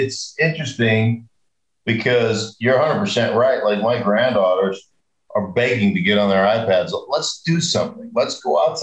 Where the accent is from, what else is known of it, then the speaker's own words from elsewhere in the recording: Alaska, United States; I grew up in Alaska. We had horses.